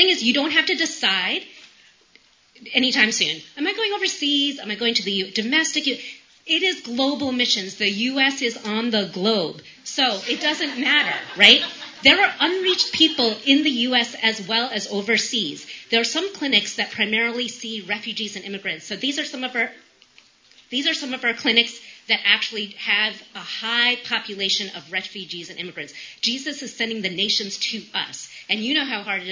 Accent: New York, United States; moved away as an adult; now in Appalachia, United States; I'm from New York. We live in rural Appalachia.

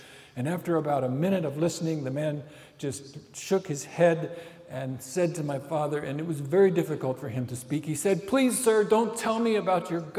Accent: Cambodia; when I was a 14-year-old boy growing up in Cambodia, I watched my parents as they were serving and preaching the gospel to Cambodians.

